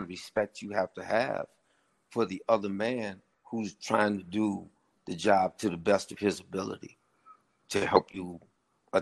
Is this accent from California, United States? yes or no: yes; Santa Monica, California, United States; moved away as an adult; also born or lived in Los Angeles, California; now in Jackson, United States; growing up in Santa Monica, California, I grew up in a very diverse neighborhood